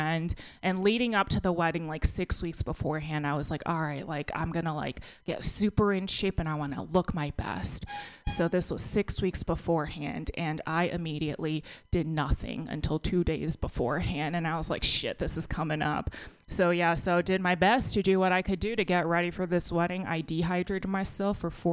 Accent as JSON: {"language": "English", "region": "Texas", "country": "United States", "tie": "born or raised there", "moved": "yes", "lives_now": "California, United States", "said": "I grew up in a pretty conservative town in Texas"}